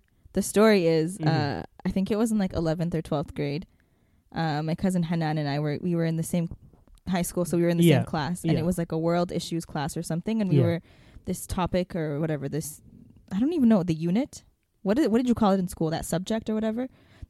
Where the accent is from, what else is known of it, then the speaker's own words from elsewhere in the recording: Ethiopia; I never told anyone when I was in elementary school that I was from Ethiopia, because I was like ashamed that it was known as the poorest country in the world.